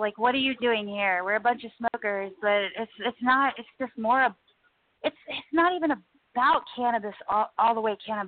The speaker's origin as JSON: {"language": "English", "country": "United States", "said": "I'm an American girl"}